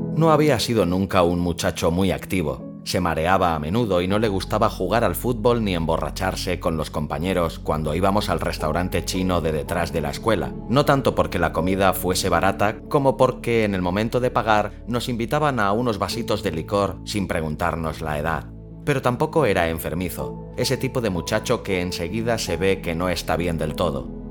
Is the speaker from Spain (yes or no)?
yes; Catalonia, Spain; soy catalán